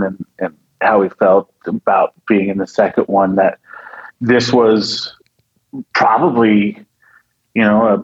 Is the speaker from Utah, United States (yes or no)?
yes; northern Utah, United States; we grew up around Hill Air Force Base in northern Utah